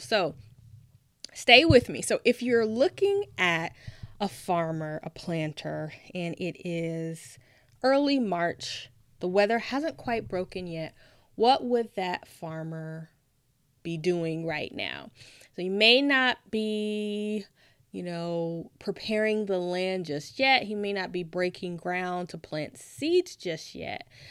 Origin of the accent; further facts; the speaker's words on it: Nashville, Tennessee, United States; moved away; I'm originally from Nashville, Tennessee